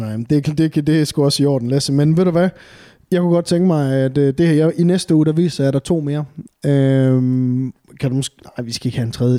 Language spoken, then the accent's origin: Danish; Varde, Southern Denmark, Denmark; moved away; jeg er jo nede fra Varde, sådan en rigtig bunderøvsted